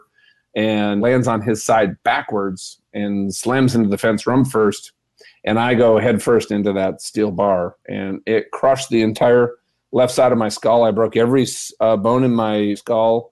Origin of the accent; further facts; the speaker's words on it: Minnesota, United States; I'm from Minnesota